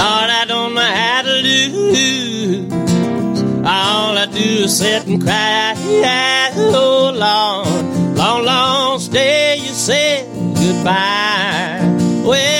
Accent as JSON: {"language": "English", "town": "Hazlehurst", "region": "Mississippi", "country": "United States", "tie": "born or raised there", "moved": "as an adult", "lives_now": "Austin, United States", "said": "Hazelhurst, Mississippi is my hometown"}